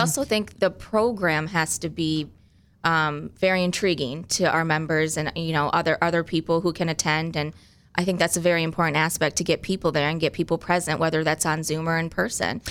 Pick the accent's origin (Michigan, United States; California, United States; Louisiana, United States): Michigan, United States; Grand Rapids; I grew up primarily in Grand Rapids